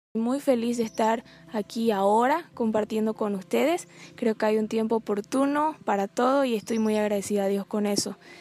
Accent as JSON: {"language": "Spanish", "country": "Bolivia", "said": "soy boliviana, tengo 23 años"}